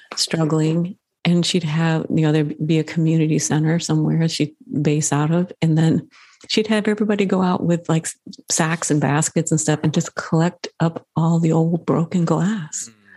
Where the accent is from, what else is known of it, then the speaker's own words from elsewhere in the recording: Midwest, United States; I grew up in the Midwest